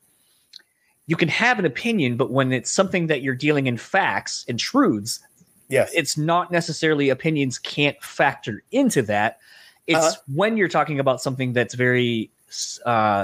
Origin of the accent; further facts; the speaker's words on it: Delaware, United States; now in Michigan, United States; growing up in Delaware, we kind of had our own thing